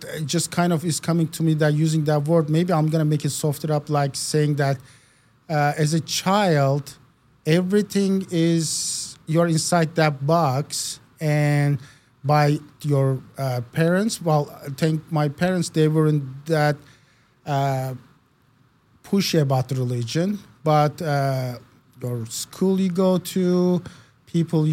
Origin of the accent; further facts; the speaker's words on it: Istanbul, Turkey; English is a second language; now in United States; Born and raised in Istanbul, Turkey.